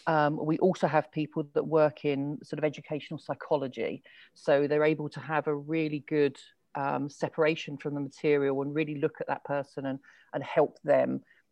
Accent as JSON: {"language": "English", "region": "London", "country": "United Kingdom", "lives_now": "England", "said": "because like originally I'm from London, which has a quite a different accent to sort of how I've developed now. I don't live in London."}